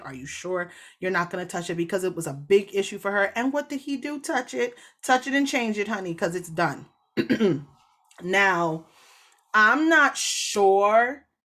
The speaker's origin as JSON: {"language": "English", "country": "Jamaica", "said": "I am a Jamaican."}